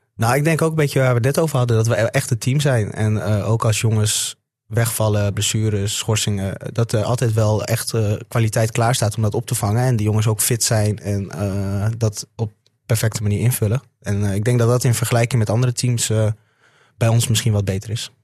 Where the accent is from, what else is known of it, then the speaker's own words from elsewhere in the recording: Assen, Drenthe, Netherlands; ik kom uit Assen